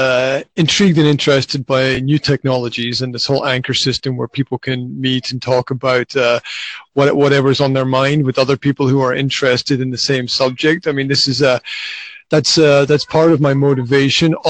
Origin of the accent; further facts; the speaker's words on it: Scotland, United Kingdom; moved away as an adult; now in Slovakia; Originally, I'm from Scotland